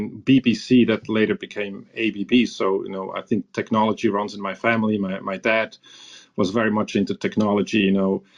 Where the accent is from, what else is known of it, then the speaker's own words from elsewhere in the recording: near Zurich, Switzerland; also born or lived in Iran / Tulsa, Oklahoma; I grew up in Switzerland with a brother, so small town, you know, somewhere near Zurich.